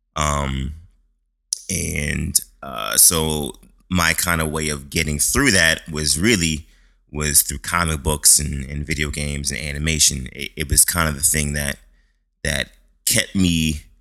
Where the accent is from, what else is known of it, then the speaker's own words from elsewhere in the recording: Boston, Massachusetts, United States; I was born in Boston, Massachusetts. Uh, uh, grew up. Well, my neighborhood was Mattapan. It's a uh, it's, it's like the inner city of Boston.